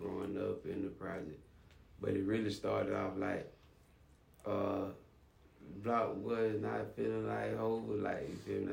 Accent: Quincy, Florida, United States; moved away as an adult; also born or lived in Tallahassee, Florida; now in Miami, United States; I was from Quincy, Tallahassee, like 20 miles away

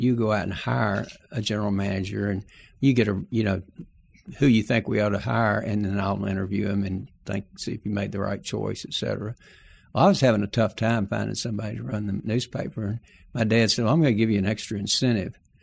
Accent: Texarkana, Arkansas, United States; I was born in Texarkana, Arkansas, not Texas

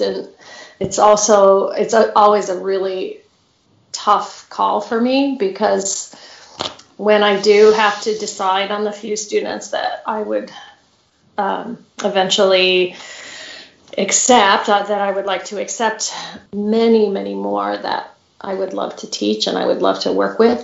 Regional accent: Grosse Pointe, Michigan, United States; also born or lived in Champaign-Urbana, Illinois / Colorado; I grew up in Grosse Pointe, Michigan, which is the suburb of Detroit

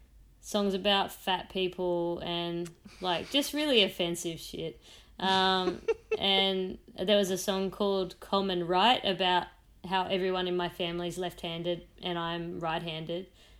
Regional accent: Central Coast, New South Wales, Australia; moved away; also born or lived in Sydney; I was from the Central Coast.

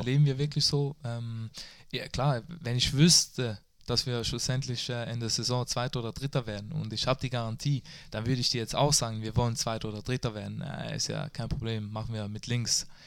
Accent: Switzerland; moved away as an adult; now in Germany; ich bin stolzer Schweizer

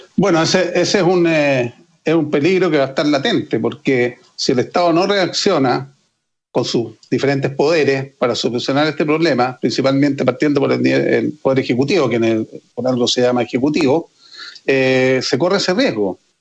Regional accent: Chile; Como chilenos

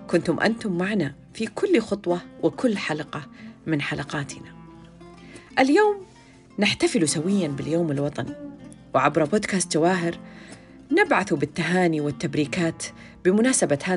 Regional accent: Saudi Arabia; فخري ديرتي، عزتي وكرامتي. أحبك يا وطني، السعودية القوية، السعودية الأبية، السعودية العظمى

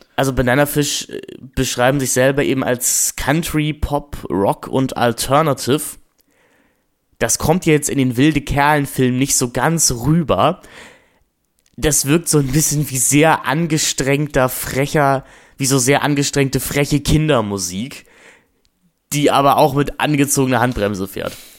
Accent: Germany; wir werden als Deutsche

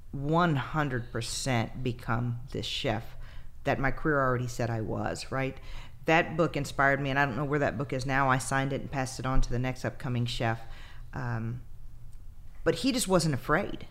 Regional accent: Texas, United States; I'm from Texas. You know, I live in the USA

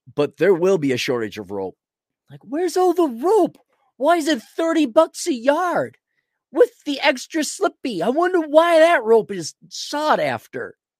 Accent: Minneapolis, Minnesota, United States; I'm from the Twin Cities in, in, you know, Wisconsin

